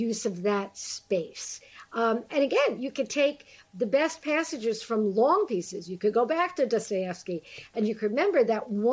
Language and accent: English; New York City, New York, United States; accent: New Yorker; moved away as an adult; also born or lived in Lower East Side, Manhattan; now in Connecticut, United States; I still sound like I'm from Ocean Avenue in Brooklyn, which is where I'm from